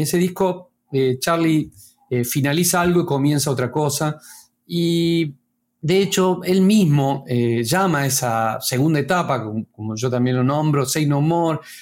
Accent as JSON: {"language": "Spanish", "region": "Córdoba", "country": "Argentina", "moved": "as an adult", "lives_now": "La Plata, Argentina", "said": "yo soy cordobés, pero me, mudé acá a La Plata para, estudiar acá en la Facultad de Artes"}